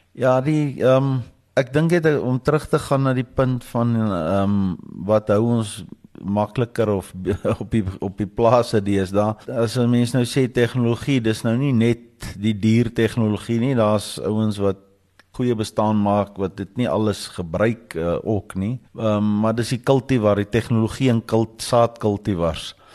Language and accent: Afrikaans; Potchefstroom, North West, South Africa; ek is daarom in die dorp gebore.